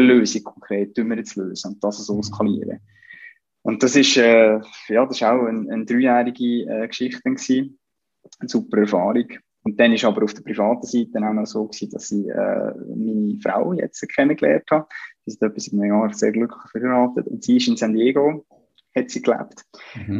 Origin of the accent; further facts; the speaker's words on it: Central Switzerland, Switzerland; ich bin da in, in der Innerschweiz aufgewachsen